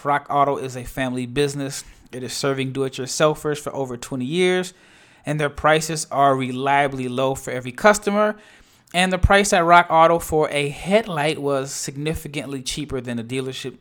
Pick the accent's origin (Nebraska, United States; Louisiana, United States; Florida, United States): Nebraska, United States; Omaha; now in Dallas, United States; I'm born and raised in Omaha, Nebraska